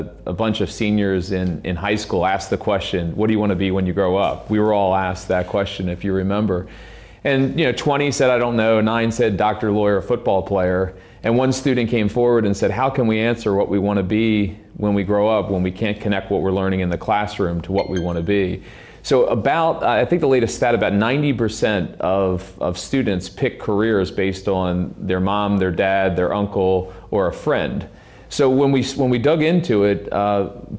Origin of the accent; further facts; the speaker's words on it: Baltimore, Maryland, United States; Baltimore Ravens, my hometown